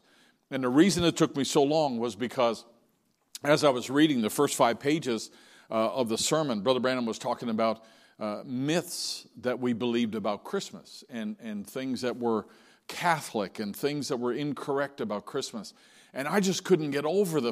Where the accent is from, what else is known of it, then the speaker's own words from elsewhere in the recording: St. John's, Newfoundland and Labrador, Canada; my hometown in St. John's